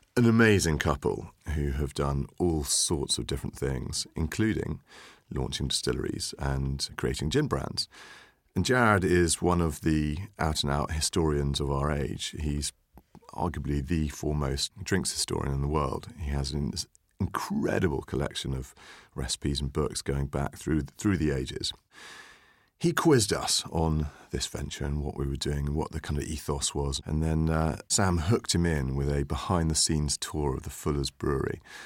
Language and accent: English; St Ives, South West England, United Kingdom; we grew up together in Cornwall. I, um, uh, come from near Saint Ives